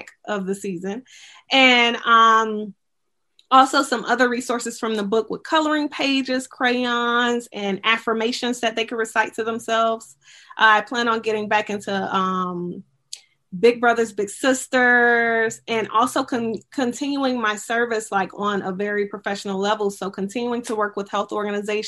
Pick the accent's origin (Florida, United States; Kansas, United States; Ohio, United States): Florida, United States; Miami; also born or lived in Gainesville, Florida / Delaware / Missouri; I'm from Miami, Florida, and I went off to school for 9 years. I was in Gainesville, then Delaware, then Missouri. And thank you, God, that I ended up back home in Miami. And I say that because during my time in Miami as as a youth, you know, up until I was 18